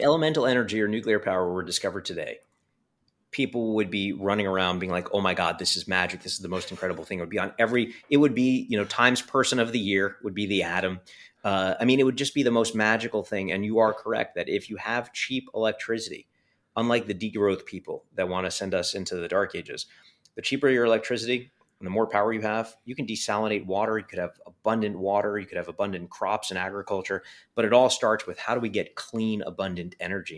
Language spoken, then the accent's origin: English; New York City, New York, United States; growing up in Coney Island